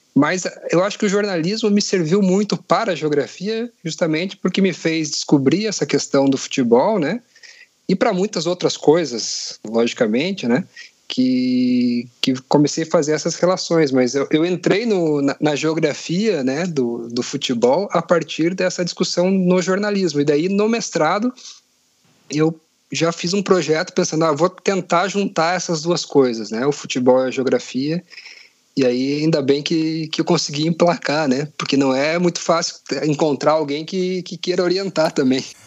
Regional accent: Curitiba, Paraná, Brazil; Sou de, de Curitiba, como você falou, sou coxa branca

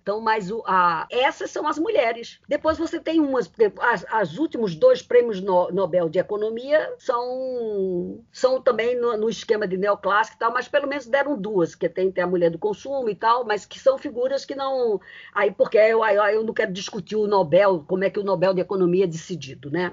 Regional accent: Northeast Region, Brazil; moved away; da minha terra, é, da minha terra do meu Nordeste

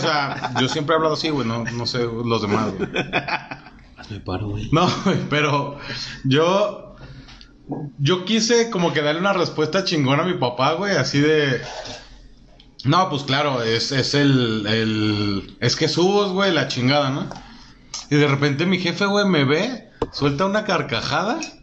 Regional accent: Mexico City, Mexico; como soy chilango

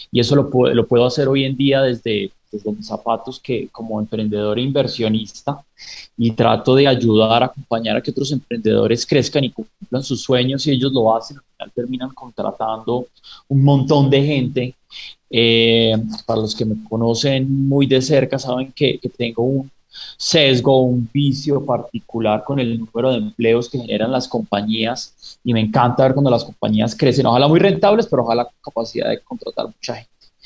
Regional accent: Pereira, Risaralda, Colombia; Yo soy originalmente de Pereira, a pesar de, haber perdido pronto mi, acento y unas raíces tan fuertes.

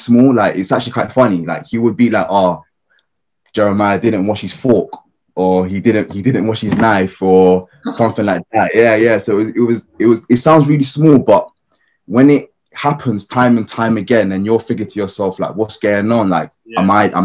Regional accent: London, United Kingdom; Grew up like Islington area, like central London.

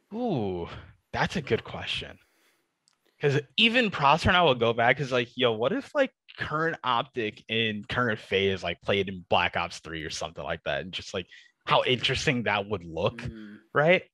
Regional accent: Detroit, Michigan, United States; my hometown, Detroit, Michigan

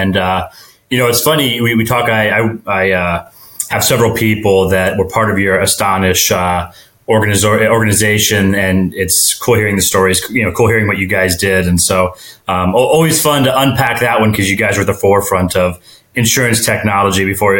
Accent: Suwon, Gyeonggi Province, South Korea; born there; when I was young, I was born in Suwon, South Korea.

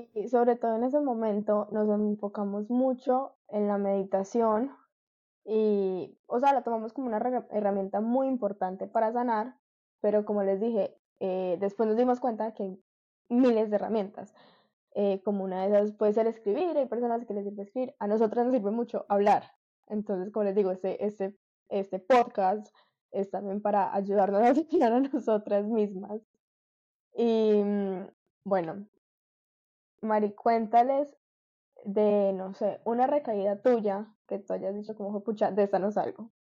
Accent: Medellín, Antioquia, Colombia; moved away as an adult; now in Miami, United States; Nací, crecí toda mi vida en Medellín, pero hace un año que me vine para Miami

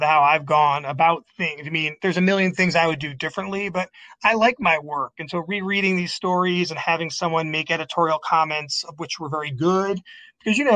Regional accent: Binghamton, New York, United States; moved away; my hometown of Binghamton, New York

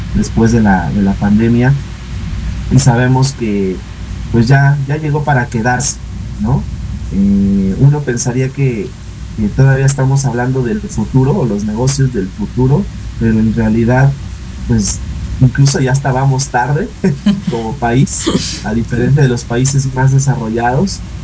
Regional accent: Mexico; entre nosotros como mexicanos

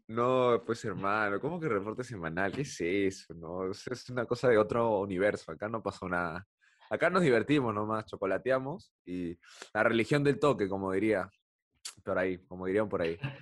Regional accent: Peru; nuestra vida como peruanos

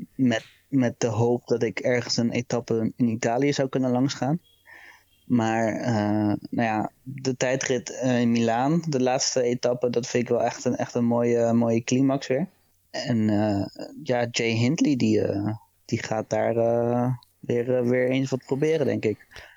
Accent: Rotterdam, South Holland, Netherlands; je bent nou eenmaal geboren en getogen in Rotterdam

